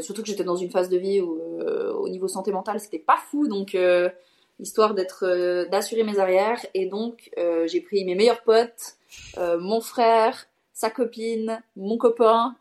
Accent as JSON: {"language": "French", "country": "Switzerland", "said": "j'ai 26 ans et je suis suisse"}